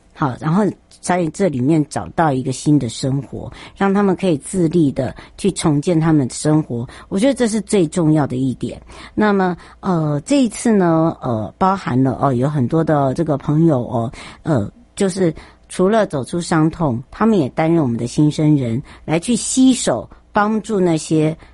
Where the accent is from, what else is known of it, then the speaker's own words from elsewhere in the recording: Taiwan; 我们台湾人真的很好，台湾人的温暖，台湾人的人情味